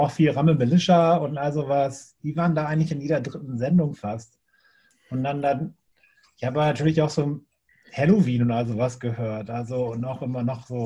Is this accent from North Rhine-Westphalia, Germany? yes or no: no; Bremen, Germany; ich komme ja aus Bremen Nord, das ist nochmal ein bisschen weiter